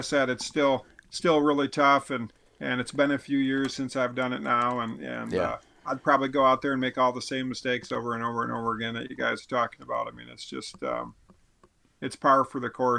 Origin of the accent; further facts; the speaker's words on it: Midwest, United States; And one of the mistakes we make as a Midwesterner or whatever, a guy who doesn't live with elk